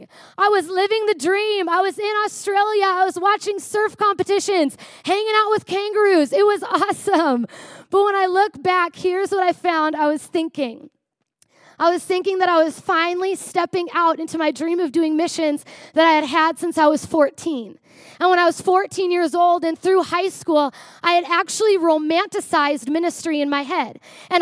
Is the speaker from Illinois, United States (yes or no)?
no; Prior Lake, Minnesota, United States; I grew up in Prior Lake, Minnesota.